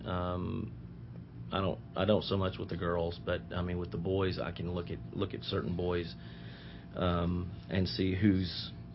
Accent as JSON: {"language": "English", "town": "Nashville", "region": "Tennessee", "country": "United States", "tie": "born or raised there", "said": "I'm I'm local. I grew up in Nashville."}